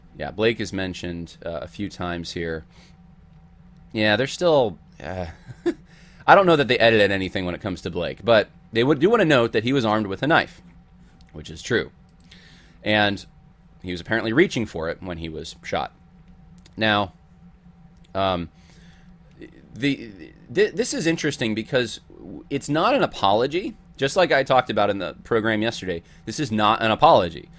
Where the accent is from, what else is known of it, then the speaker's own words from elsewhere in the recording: Southern California, United States; moved away; I'm originally from Southern California